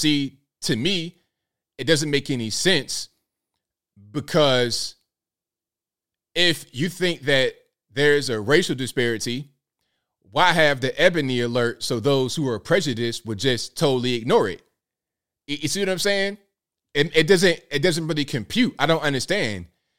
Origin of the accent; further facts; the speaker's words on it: Portsmouth, Virginia, United States; Hey, Tanisha, I'm from Virginia. I'm from the hood. Look up Portsmouth, Virginia, P City, P Town. Okay, I'm from the absolute hood.